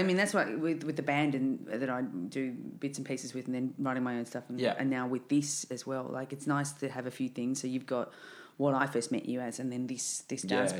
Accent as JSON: {"language": "English", "area": "Riverina", "region": "New South Wales", "country": "Australia", "tie": "born or raised there", "moved": "yes", "lives_now": "Melbourne, Australia", "said": "I grew up in Riverina District"}